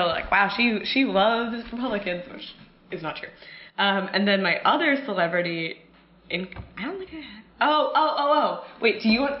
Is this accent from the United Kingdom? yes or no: no; Malvern, Pennsylvania, United States; Yes, Malvern, Pennsylvania, a suburb of Philadelphia...